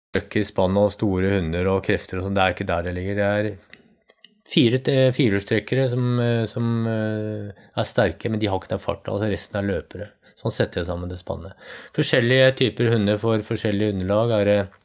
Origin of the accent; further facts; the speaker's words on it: Norway; Jeg vokste opp nede i Østmarka